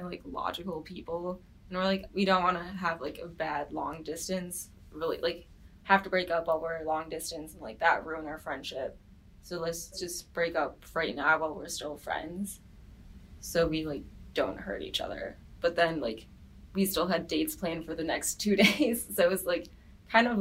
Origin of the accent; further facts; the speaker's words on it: Farmington Hills, Michigan, United States; I'm from Farmington Hills, Michigan